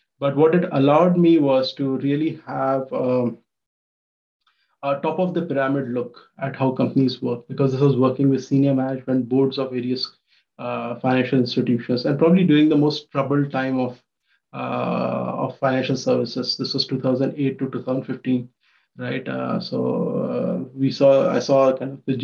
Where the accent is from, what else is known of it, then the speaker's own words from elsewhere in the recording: Ujjain, Madhya Pradesh, India; moved away as an adult; also born or lived in Mumbai, India; now in United States; So I come from Ujjain, Madhya Pradesh in India, a small town